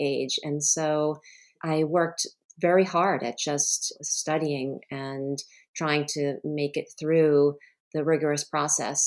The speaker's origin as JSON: {"language": "English", "region": "Rhode Island", "country": "United States", "tie": "born or raised there", "said": "I grew up in Rhode Island, actually, where my home state is now."}